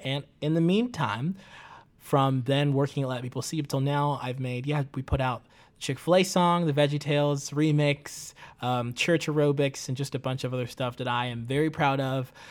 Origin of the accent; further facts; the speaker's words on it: Tanzania; now in United States; I grew up in Tanzania